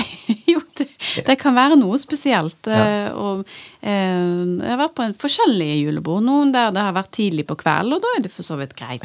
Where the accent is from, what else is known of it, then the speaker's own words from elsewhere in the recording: Bergen, Vestland, Norway; som bergenser